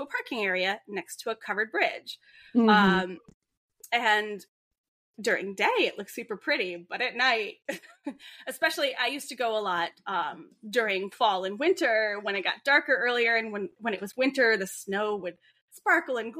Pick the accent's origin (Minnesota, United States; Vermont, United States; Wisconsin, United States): Vermont, United States; I'm from Vermont